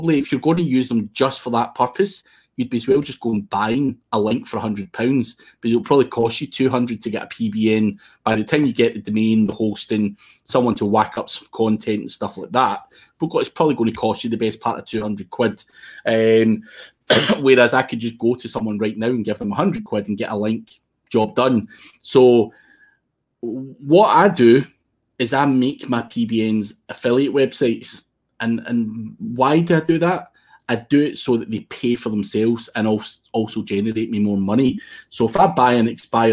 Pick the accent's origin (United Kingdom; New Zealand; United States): United Kingdom; Scotland; I'm Scottish